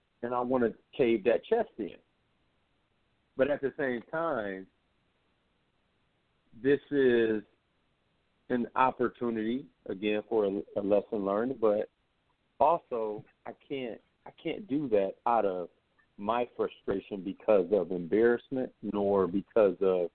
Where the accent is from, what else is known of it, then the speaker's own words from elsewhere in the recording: United States; as African American